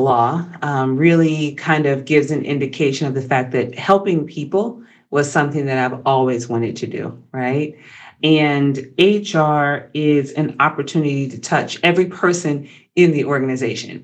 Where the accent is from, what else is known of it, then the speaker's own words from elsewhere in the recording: Augusta, Georgia, United States; moved away as an adult; also born or lived in Atlanta, Georgia / Washington DC metro area; I'm from Georgia originally. I'm from Augusta, home of the Masters